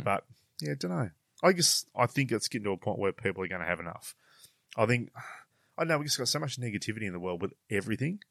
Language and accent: English; Australia